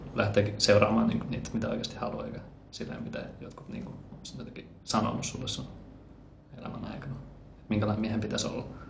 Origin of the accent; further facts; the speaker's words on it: Finland; also born or lived in Colombia; mut on adoptoitu Kolumbiasta. Tulin pienenä nyyttinä kolme kuukautta sen Suomeen